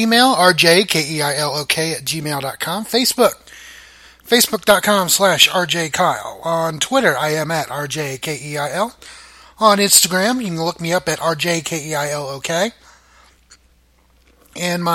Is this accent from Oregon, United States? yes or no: no; Muskogee, Oklahoma, United States; I was born in Muskogee